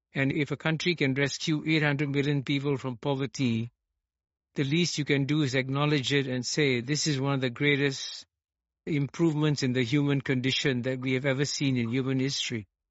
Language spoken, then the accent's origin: English; Singapore; I was born and brought up in Singapore